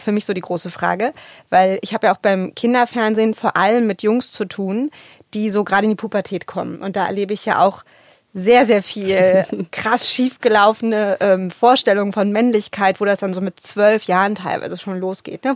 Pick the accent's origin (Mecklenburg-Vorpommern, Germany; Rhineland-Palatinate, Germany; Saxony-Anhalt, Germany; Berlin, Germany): Berlin, Germany; ich bin im Plattenbau in Berlin-Lichtenberg aufgewachsen, als Kind afghanischer Einwanderer